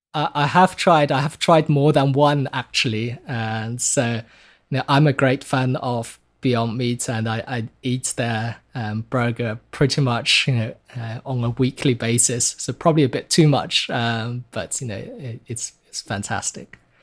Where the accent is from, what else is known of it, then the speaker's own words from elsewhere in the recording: China; moved away; growing up in China. Um, so while I was born in China in the nineteen nineties